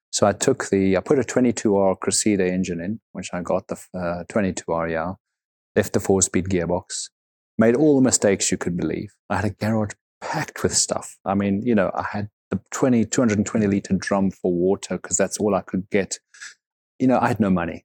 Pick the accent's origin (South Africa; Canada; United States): South Africa; moved away; I grew up in South Africa